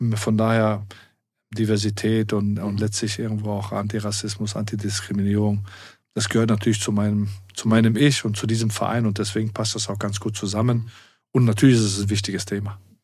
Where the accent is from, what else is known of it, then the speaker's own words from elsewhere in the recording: Germany; dadurch, dass ich in zwei Kulturen groß geworden bin, ähm, mit meiner arabischen Herkunft und ähm, aber hier auch groß geworden bin in Deutschland